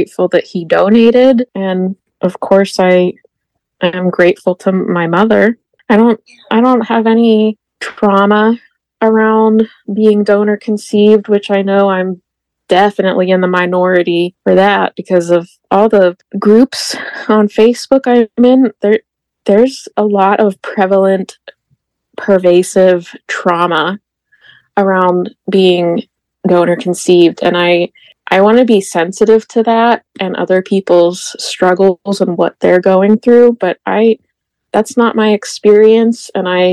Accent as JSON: {"language": "English", "town": "Greensburg", "region": "Pennsylvania", "country": "United States", "tie": "born or raised there", "also_born_or_lived": "Pittsburgh, Pennsylvania", "said": "I grew up in Greensburg, Pennsylvania"}